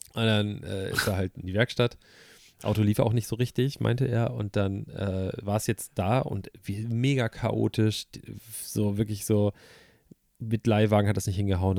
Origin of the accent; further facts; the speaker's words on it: Hamburg, Germany; du weißt, wo ich herkomme. Also das, ist, das ist zwar Hamburg, aber ich würde das jetzt nicht als Großstadt bezeichnen